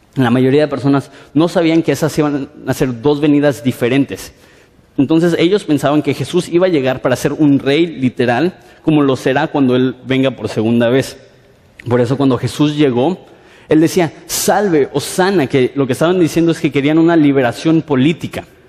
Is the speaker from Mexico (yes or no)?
yes; Mexico City, Mexico; vengo de la Ciudad de México